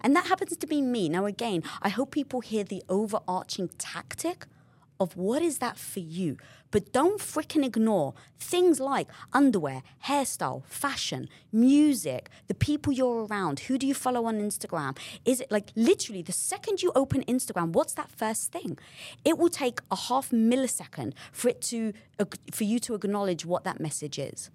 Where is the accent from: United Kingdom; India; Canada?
United Kingdom; London; moved away; I come from North London, being British